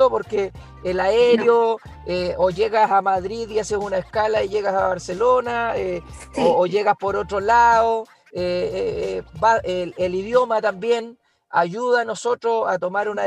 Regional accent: Chile; siendo la mejor chilena y, la verdad, eh, la verdad es una experiencia inolvidable más allá del tiempo

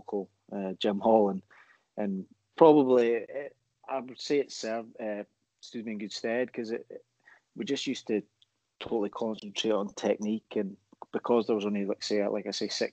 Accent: Aberdeen, Scotland, United Kingdom; Growing up in Aberdeen, my dad, he was heavily involved in the Highland League at that time

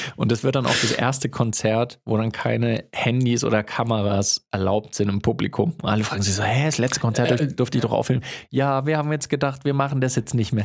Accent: Germany; ich bin in Deutschland aufgewachsen

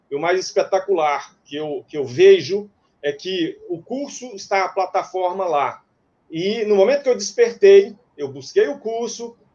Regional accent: Minas Gerais, Brazil; moved away as an adult; now in Cuiabá, Brazil; Sou mineiro é, e mudei para Cuiabá em 2002 para início de uma nova atividade comercial. E aqui já são 18 anos, um terço da minha vida realmente já está aqui.

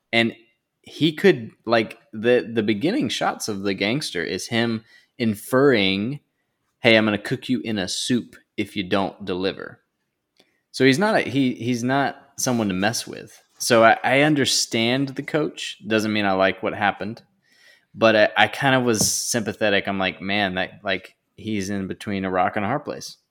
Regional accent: North Carolina, United States; now in New Jersey, United States; the Southeast, where I'm from

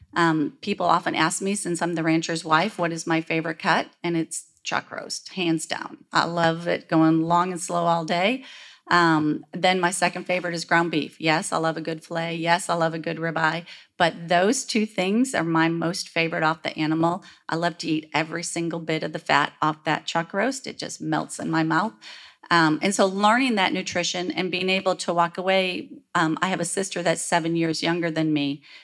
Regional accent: Michigan, United States; now in Texas, United States; where I was raised in Michigan

